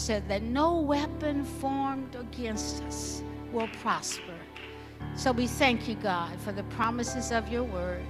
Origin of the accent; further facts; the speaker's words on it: Alabama, United States; I grew up in Alabama